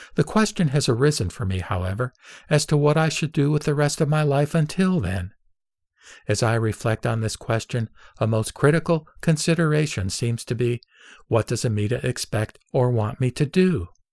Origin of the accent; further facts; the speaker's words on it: United States; I was born and raised in America